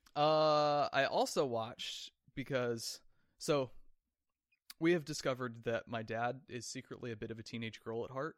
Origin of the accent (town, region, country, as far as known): Oregon, United States; born or raised there; moved away